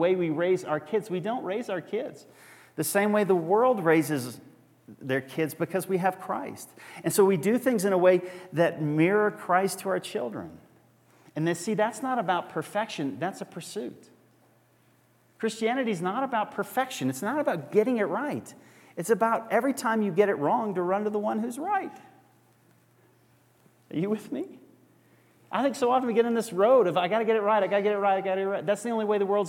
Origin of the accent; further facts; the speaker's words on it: Arlington, Texas, United States; moved away as an adult; now in Evergreen, United States; I come from Arlington, Texas.